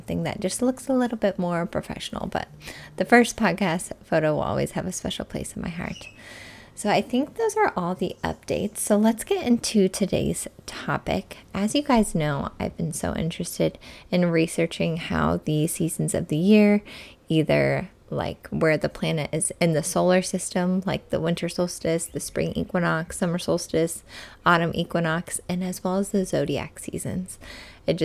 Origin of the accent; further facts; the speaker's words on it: Midwest, United States; now in Arizona, United States; where I grew up in the Midwest